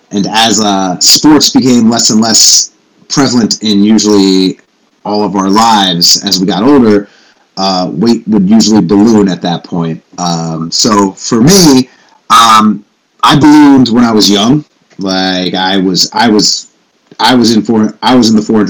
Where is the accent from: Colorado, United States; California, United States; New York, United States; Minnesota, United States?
New York, United States; I grew up in New York